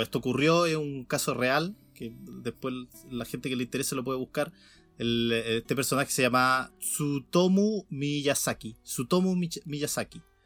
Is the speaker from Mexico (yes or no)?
no; Chile; como buen chileno